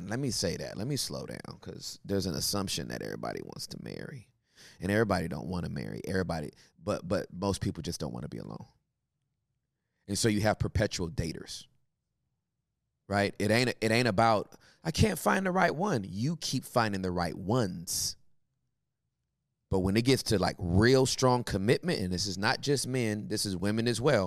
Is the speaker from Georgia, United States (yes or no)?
no; California, United States; now in Texas, United States; I'm from Cali